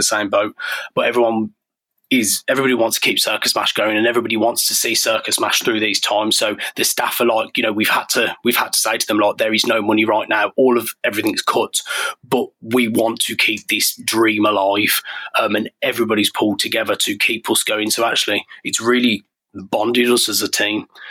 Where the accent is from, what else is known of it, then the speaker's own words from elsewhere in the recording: Birmingham, West Midlands, United Kingdom; moved away as an adult; I grew up in Birmingham